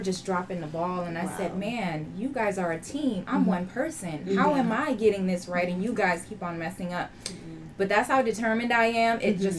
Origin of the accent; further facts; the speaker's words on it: Miami, Florida, United States; I was born here in Miami, Florida. My family background is Trinidadian